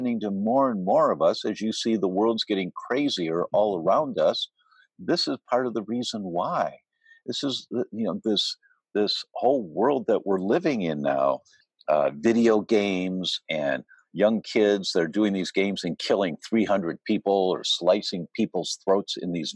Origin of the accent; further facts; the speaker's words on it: Detroit, Michigan, United States; I grew up in Detroit